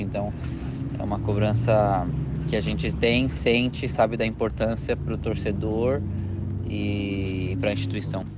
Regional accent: Brazil; moved away as an adult; also born or lived in Mexico; now in Uruguay; A gente como brasileiro cresce sonhando

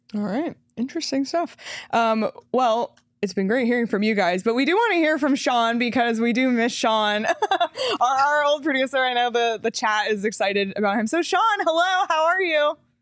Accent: Canada; I am Canadian

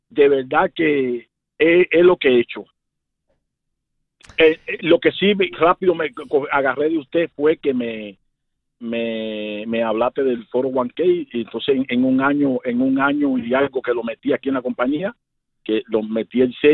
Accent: Cuba; moved away; yo, salí de Cuba para acá con residencia. Yo vine desde Cuba aquí a este país con residencia.

